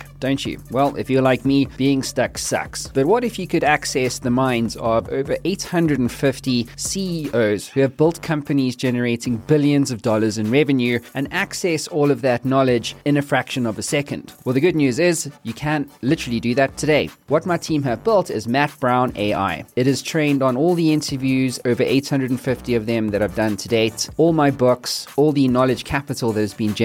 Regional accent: Cape Town, Western Cape, South Africa; moved away; I'm from Cape Town originally. So I grew up literally on the beach all the time.

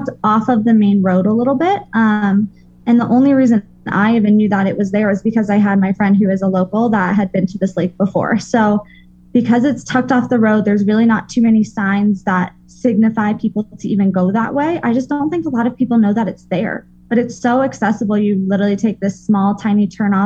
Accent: Colorado, United States; I'm a girl from Colorado

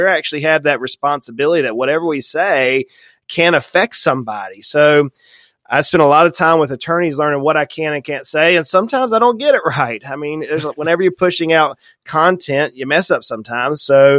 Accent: St. Simons Island, Georgia, United States; I grew up in the South, very deep South on the ocean. And we have a cemetery there on St. Simon's Island, Georgia

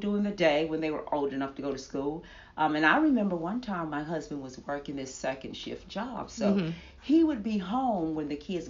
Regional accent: the South, United States; I grew up in the South.

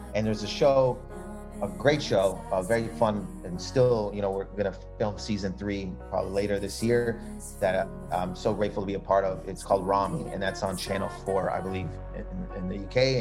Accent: Canada; we're all Canadian

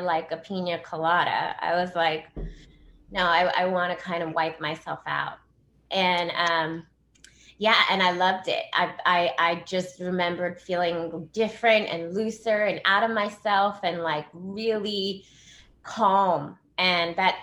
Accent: Los Angeles, California, United States; I grew up in Los Angeles. So I actually grew up in Hollywood on like Sunset and Kenmore

